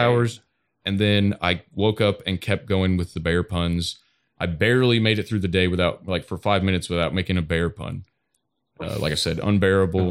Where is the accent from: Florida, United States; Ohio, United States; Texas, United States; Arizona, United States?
Ohio, United States; Toledo; Toledo, Ohio